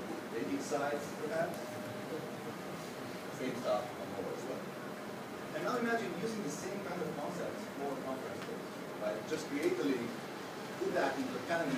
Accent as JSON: {"language": "English", "country": "Slovenia", "said": "I'm not from Estonia, I'm from Slovenia, another tiny country with great technical knowledge and great people"}